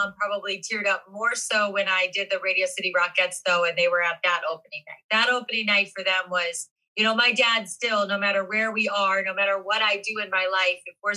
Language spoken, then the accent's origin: English; Ohio, United States; moved away; I'm from Ohio